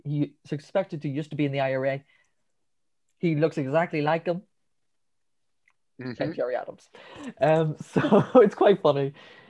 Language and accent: English; Drogheda, Leinster, Ireland; We're from Ireland.